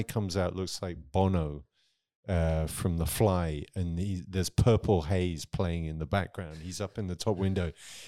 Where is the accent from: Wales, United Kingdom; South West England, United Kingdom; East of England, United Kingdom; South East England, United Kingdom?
South East England, United Kingdom; Near Southampton.